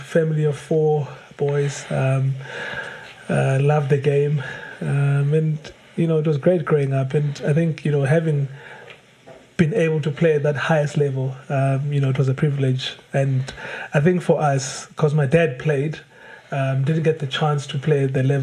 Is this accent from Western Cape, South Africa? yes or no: no; Mthatha, Eastern Cape, South Africa; We were born in Mthatha.